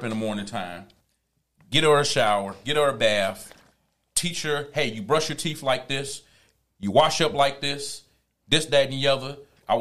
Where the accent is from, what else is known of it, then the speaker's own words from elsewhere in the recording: Chicago, Illinois, United States; I grew up in Avalon Park